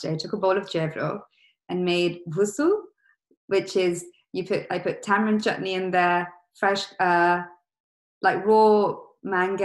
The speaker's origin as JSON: {"language": "English", "town": "Leicester", "region": "East Midlands", "country": "United Kingdom", "tie": "born or raised there", "said": "growing up in Leicester, the massive East African community there"}